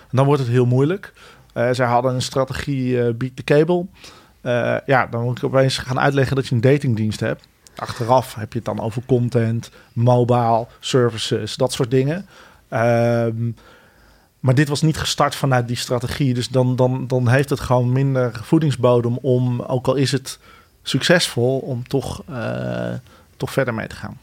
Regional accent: Utrecht, Netherlands; also born or lived in Bennekom / Ede; ik ben uiteindelijk voornamelijk in Utrecht opgegroeid in die tijd.

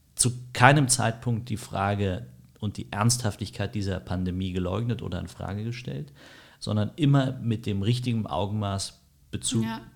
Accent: Berlin, Germany; bin in Berlin aufgewachsen, groß geworden

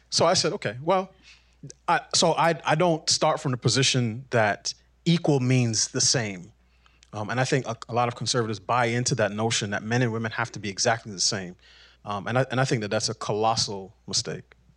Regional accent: New York City, New York, United States; I grew up in New York City.

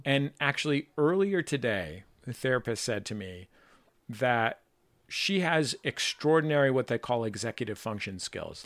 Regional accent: San Francisco, California, United States; I grew up in San Francisco with parents

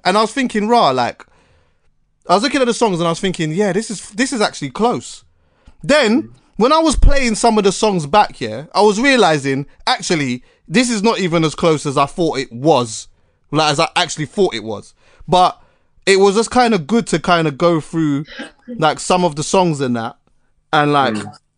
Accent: Jamaica; as a Jamaican

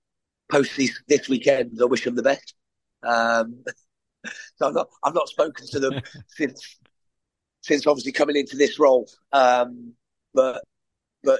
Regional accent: England, United Kingdom; I'm from England

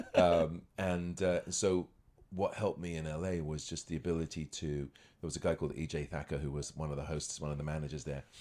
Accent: United Kingdom; moved away as an adult; also born or lived in Scotland / Los Angeles; now in Toronto, Canada; I was born in Scotland, grew up near London

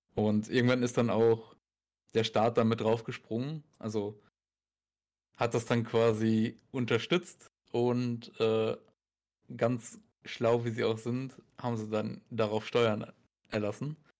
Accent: Germany; bei uns in Deutschland

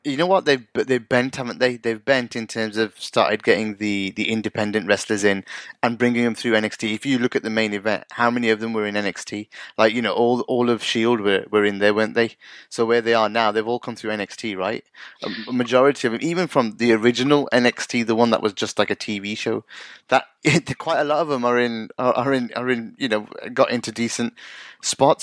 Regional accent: United Kingdom; being from an ethnic minority myself and growing up in the UK

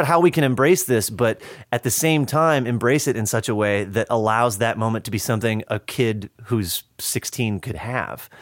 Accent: just outside of Madison, Wisconsin, United States; moved away; I grew up just outside of Madison

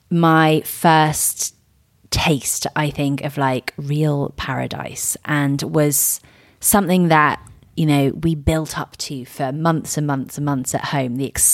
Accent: Miami, Florida, United States; Since I grew up in Miami, so much has changed.

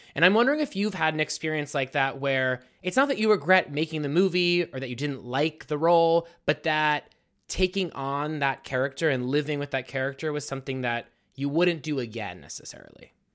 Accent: Pittsburgh, Pennsylvania, United States; I'm born and raised in Pittsburgh

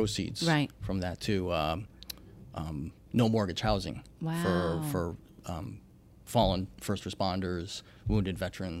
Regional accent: Florida, United States; moved away as an adult; also born or lived in California; now in Long Island, United States; I was born and raised in Florida.

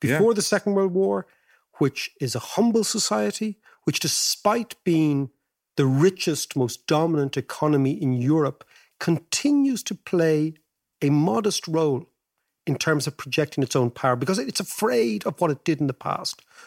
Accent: Ireland; our great-grandparents as Irish people

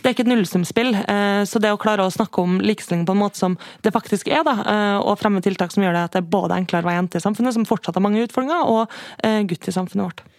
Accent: Kristiansund, Møre og Romsdal, Norway; Jeg er fra Kristiansund

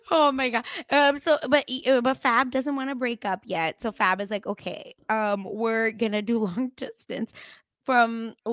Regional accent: Mumbai, Maharashtra, India; Like I'm from Mumbai

